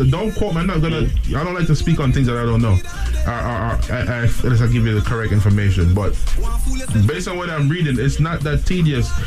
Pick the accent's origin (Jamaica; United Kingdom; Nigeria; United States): Jamaica; Us as Jamaican, every time somebody is showing us love and trying to become trying to trying to join in and be a part of our thing.